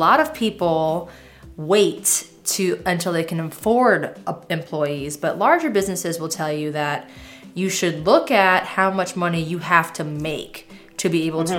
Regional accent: Seminole, Florida, United States; I'm from Seminole

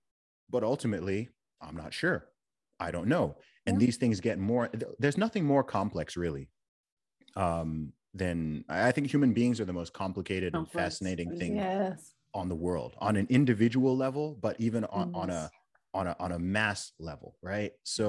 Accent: Saudi Arabia; also born or lived in England; I myself was born in England and I'm a British citizen. I grew up in Saudi Arabia.

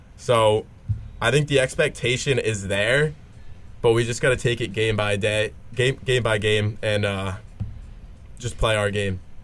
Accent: Rhode Island, United States; I'm from Rhode Island

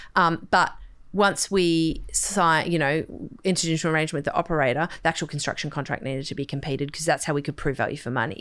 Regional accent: Sydney, New South Wales, Australia; I grew up on the North Shore

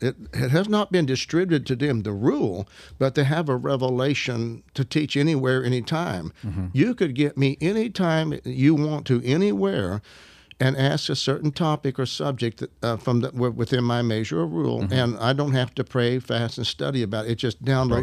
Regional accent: Arkansas, United States; I'm up from Arkansas. I destroy the English language.

